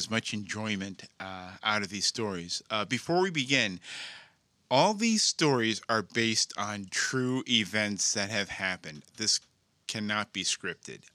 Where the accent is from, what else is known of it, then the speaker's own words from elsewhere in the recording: New Jersey, United States; moved away; I grew up in New Jersey, pretty much involved in the arts